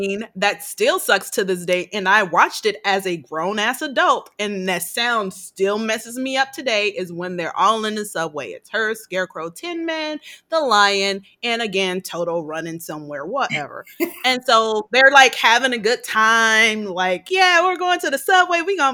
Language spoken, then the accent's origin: English; Gary, Indiana, United States; I grew up in Gary, Indiana, which has been murder capital of the world several times.